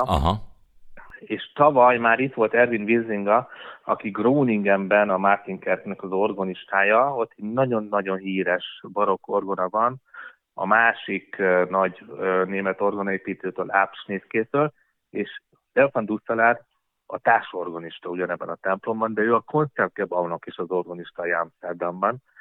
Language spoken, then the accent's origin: Hungarian; Hungary; mi magyarok vagyunk és imádjuk a hazánkat